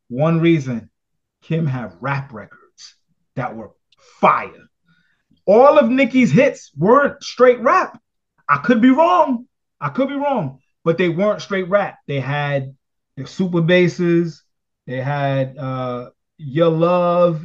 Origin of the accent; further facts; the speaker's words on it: New York City, New York, United States; I'm from Brooklyn